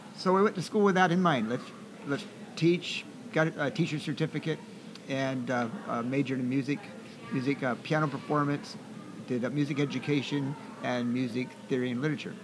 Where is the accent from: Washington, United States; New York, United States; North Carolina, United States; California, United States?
Washington, United States; Seattle; also born or lived in Camano Island; I grew up in uh, the Seattle area